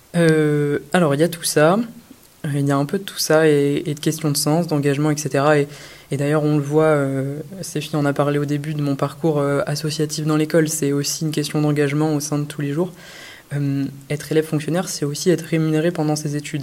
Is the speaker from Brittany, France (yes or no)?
yes; Brittany, France; also born or lived in Rennes; je suis breton